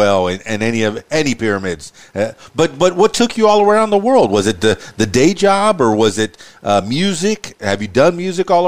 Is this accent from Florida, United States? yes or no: yes; Miami, Florida, United States; I'm from Miami